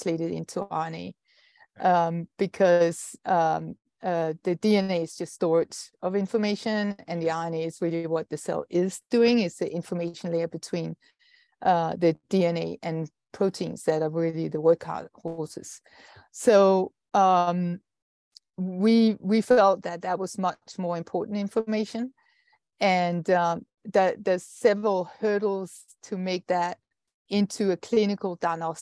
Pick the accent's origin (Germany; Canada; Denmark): Denmark; I'm Danish, and I'm a scientist